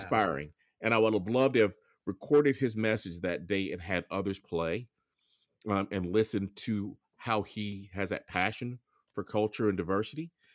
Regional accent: Grand Bay, Alabama, United States; moved away; I grew up in um, Lower Alabama. It's a little town called Grand Bay, south of Mobile.

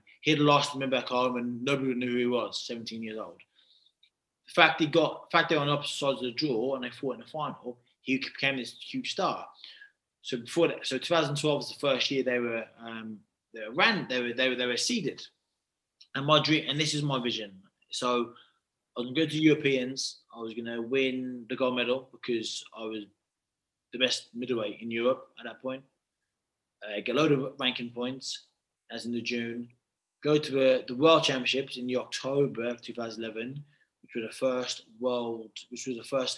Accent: United Kingdom; I'm not Nigerian. I'm 100% British

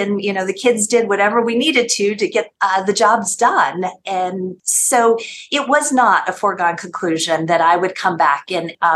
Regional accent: Taos, New Mexico, United States; moved away as an adult; also born or lived in Boston, Massachusetts; now in Washington, D.C., United States; go back to my hometown

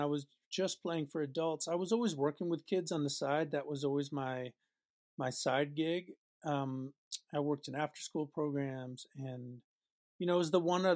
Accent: New York, United States; now in Boston, United States; I was born in New York and grew up outside the city in New York City

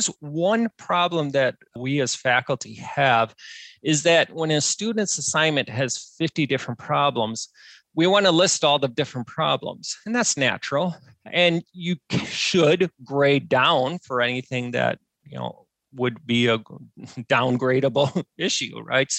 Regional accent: Wisconsin, United States; I'm from Wisconsin, which is literally the bowling capital of the world.

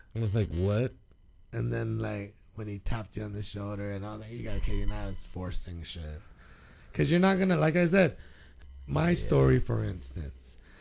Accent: Guam; moved away; And my 10, 11 years growing up on Guam

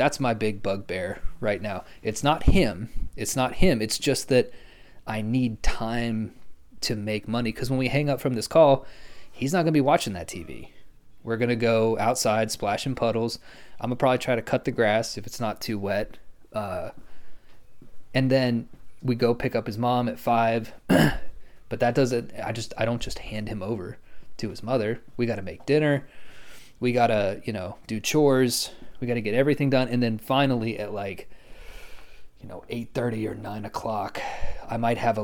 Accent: Lawton, Oklahoma, United States; moved away; I'm actually going to move back to my hometown in Lawton, because it's cheaper

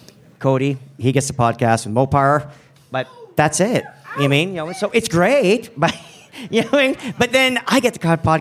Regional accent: Canada; now in Chicago, United States; Okay, and it's not because I'm Canadian and I have to be overly polite. Well, legally we have to be, but... I'm in Chicago, so I can be an asshole if I want to, apparently.

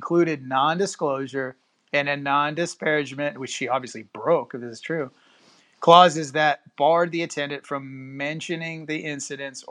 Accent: Houston, Texas, United States; also born or lived in Cypress, Texas; I'm in the Houston area. Born and raised in Houston. About 10 years ago, moved out to the Cypress area

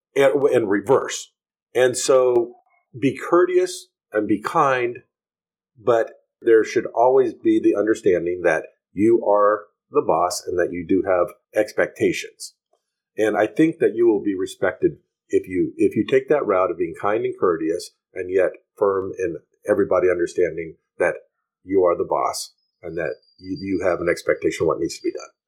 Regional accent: United States; moved away as an adult; now in Honduras; I as an American businessman here

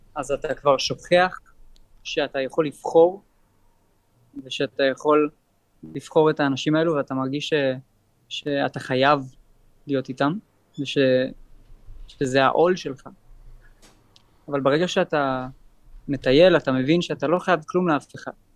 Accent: Jerusalem, Jerusalem District, Israel; אני נולדתי בירושלים

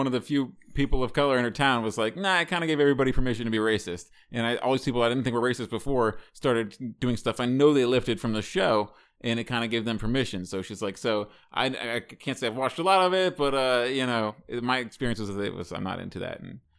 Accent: Nebraska, United States; I also growing up in Nebraska saw it through like this kind of weird mirror

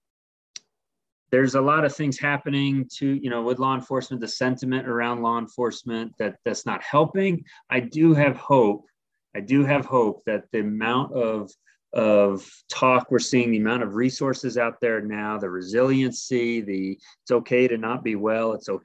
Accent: Middletown, Rhode Island, United States; moved away as an adult; also born or lived in Ohio / Northern Kentucky; now in New Mexico, United States; I was born and raised in Middletown, Rhode Island

